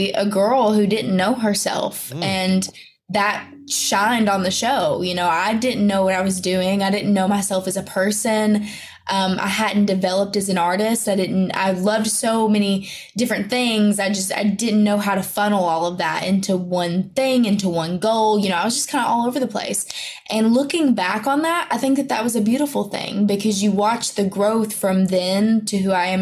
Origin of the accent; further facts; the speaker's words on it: the South, United States; accent: country; I talk country and I'm from the South